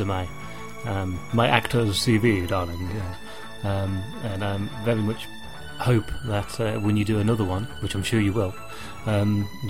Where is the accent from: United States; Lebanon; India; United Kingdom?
United Kingdom; England; being English